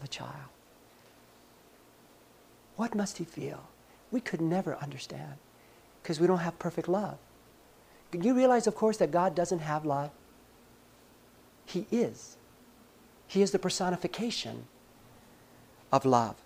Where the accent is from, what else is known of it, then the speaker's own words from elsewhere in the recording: Los Angeles, California, United States; I grew up in Los Angeles.